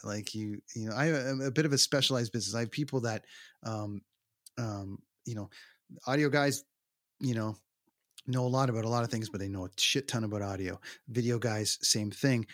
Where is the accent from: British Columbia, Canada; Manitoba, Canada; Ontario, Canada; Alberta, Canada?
Ontario, Canada; Toronto; the arena in my hometown